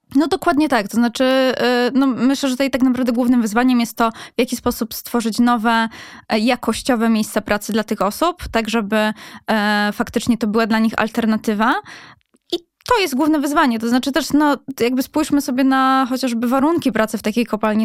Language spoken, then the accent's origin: Polish; Katowice, Silesian Voivodeship, Poland; ja też pochodząc ze Śląska, z, z Katowic